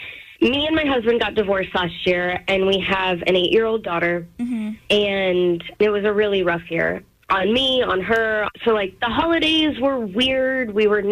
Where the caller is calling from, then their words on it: Baltimore, Maryland, United States; from Baltimore